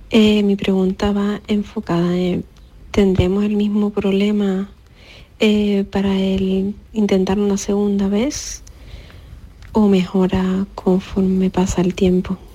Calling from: Huelva, Andalusia, Spain; de Huelva.

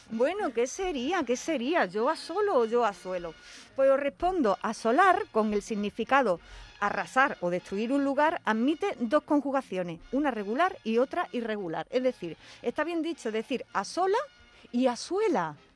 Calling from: Jerez, Andalusia, Spain; Soy …, de Jerez

